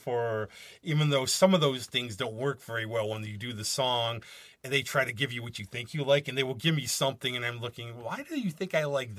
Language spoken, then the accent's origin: English; United States; being, like, an American